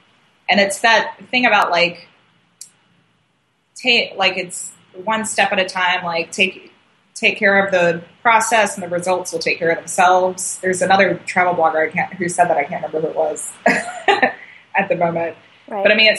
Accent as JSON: {"language": "English", "region": "North Carolina", "country": "United States", "said": "North Carolina."}